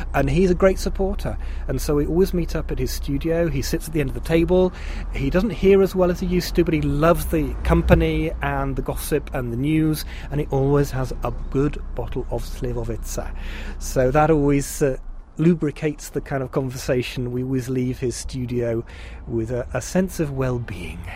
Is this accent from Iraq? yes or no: no; England, United Kingdom; now in Czech Republic; as an Englishman